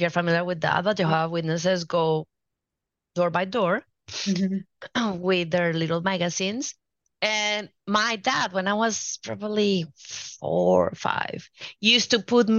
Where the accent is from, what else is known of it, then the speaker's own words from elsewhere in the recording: Colombia; moved away; I'm from Colombia originally, and I grew up watching both of my parents always talking